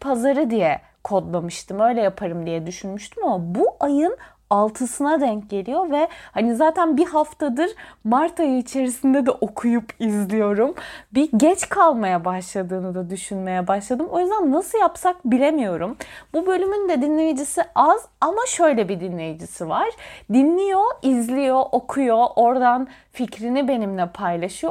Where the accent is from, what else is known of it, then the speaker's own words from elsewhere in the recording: Antalya, Turkey; ben bir Antalyalıyım.